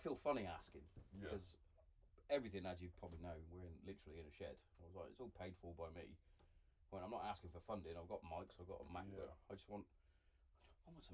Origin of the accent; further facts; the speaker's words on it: Hereford, West Midlands, United Kingdom; moved away; I'm from Hereford originally